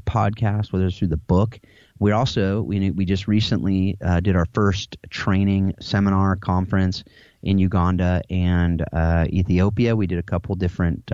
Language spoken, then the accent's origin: English; United States; I'm an American, and that's my background